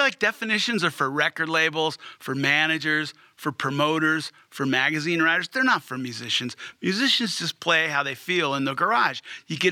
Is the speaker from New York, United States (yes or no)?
no; Hermosa Beach, California, United States; moved away as an adult; now in Fort Collins, United States; Growing up in Hermosa Beach at age 14